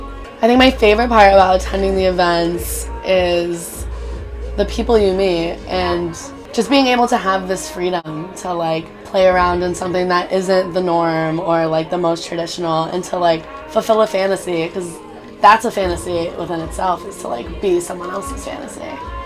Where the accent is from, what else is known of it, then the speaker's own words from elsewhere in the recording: Connecticut, United States; now in New York, United States; I'm from Connecticut.